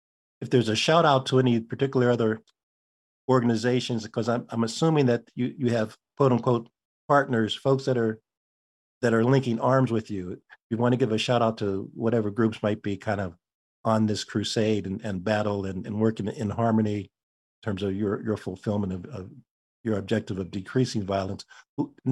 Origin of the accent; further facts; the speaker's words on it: Pittsburgh, Pennsylvania, United States; now in New Haven, United States; I was born in Pittsburgh